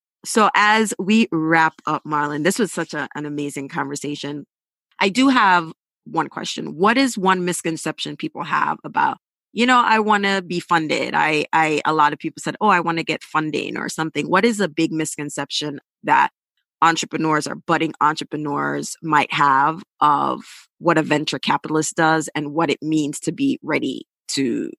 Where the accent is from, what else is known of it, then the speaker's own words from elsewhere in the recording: Montego Bay, Saint James, Jamaica; I am from Mobe, and built my website.